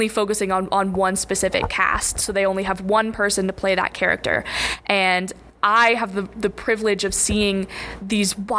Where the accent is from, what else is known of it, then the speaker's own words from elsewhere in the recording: Denver, Colorado, United States; moved away; I'm from Denver, Colorado